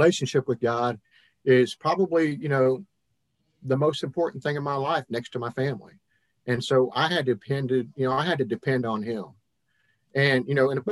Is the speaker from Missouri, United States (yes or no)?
yes; Hannibal, Missouri, United States; now in Mississippi, United States; I was born and raised in Hannibal, Missouri, kind of a Yankee, I guess, by birth. Moved around and ended up here in Mississippi back in 1996